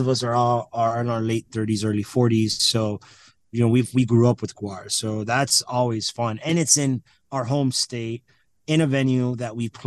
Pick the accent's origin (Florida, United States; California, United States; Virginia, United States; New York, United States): Florida, United States; Miami; now in Lansing, United States; I'm from Miami, Florida